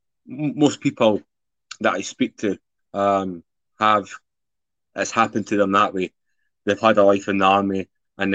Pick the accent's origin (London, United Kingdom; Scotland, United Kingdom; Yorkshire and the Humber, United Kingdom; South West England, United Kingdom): Scotland, United Kingdom; Edinburgh; from Scotland, originally from Edinburgh